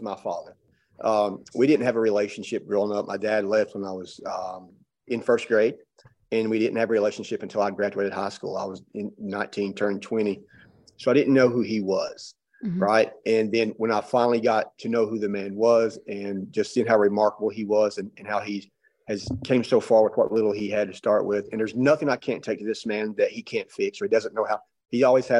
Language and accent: English; Pike County, Eastern Kentucky, United States; moved away as an adult; now in Knoxville, United States; I grew up in Eastern Kentucky in very, very poor rural area